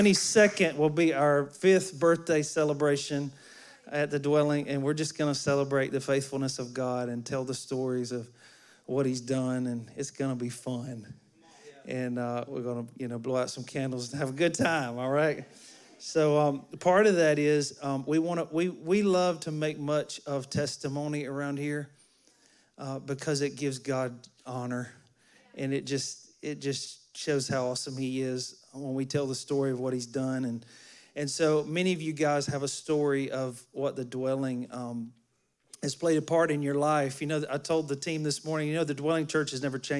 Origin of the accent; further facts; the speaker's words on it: Alabama, United States; moved away; I'm from Alabama.